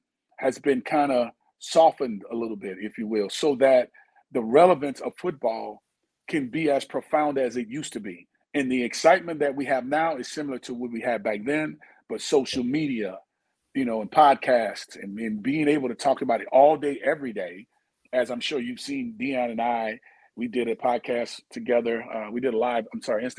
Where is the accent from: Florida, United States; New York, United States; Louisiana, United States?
Louisiana, United States; New Orleans; I'm from New Orleans, and my city is peaceful as well